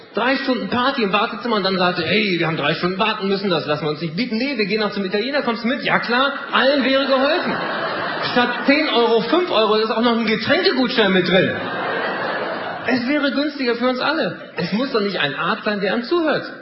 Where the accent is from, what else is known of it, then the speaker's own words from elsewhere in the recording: Germany; wir sind da als Deutsche